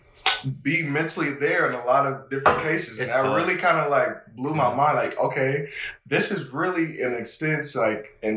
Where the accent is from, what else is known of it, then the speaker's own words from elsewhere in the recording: Waterloo, Iowa, United States; moved away as an adult; now in Reno, United States; I'm from Waterloo, that's where I'm from, and the school that I went to play football at is pretty much 15 minutes away from where I live at, so it's kind of like a hometown kind of thing